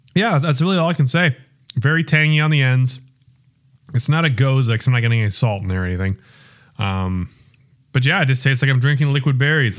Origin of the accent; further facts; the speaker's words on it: Iowa, United States; now in Kansas City, United States; Decorah is almost, I think, ninety minutes north of where I'm from.